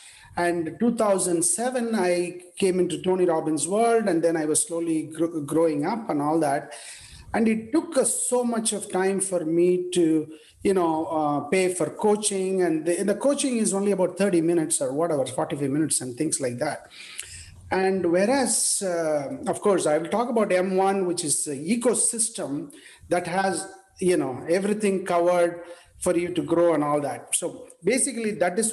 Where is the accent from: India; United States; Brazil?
India; English is a second language; moved away as an adult; I was born in India in a small village, and I studied in a Tamil medium school, and English was not the language I studied